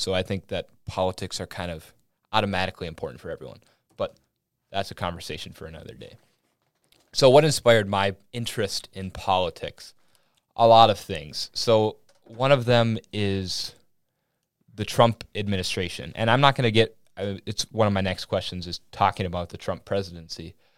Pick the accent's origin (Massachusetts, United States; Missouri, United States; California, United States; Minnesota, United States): Minnesota, United States; Willmar; accent: Minnesotan; I'm from Wilmer, Minnesota, small town